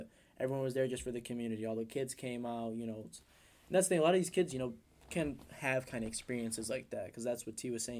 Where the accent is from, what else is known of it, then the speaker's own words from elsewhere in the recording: Detroit, Michigan, United States; I'm someone from Detroit